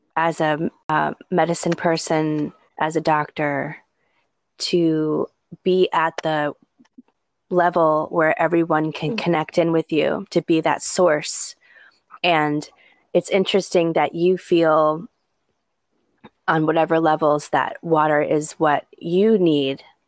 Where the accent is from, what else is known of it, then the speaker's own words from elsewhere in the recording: New England, United States; now in Hawaii, United States; I grew up in New England